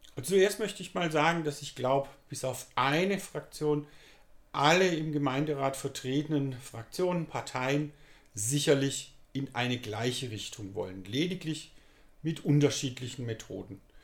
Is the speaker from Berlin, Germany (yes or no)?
no; Pforzheim, Baden-Württemberg, Germany; ich bin gebürtiger Pfadheimer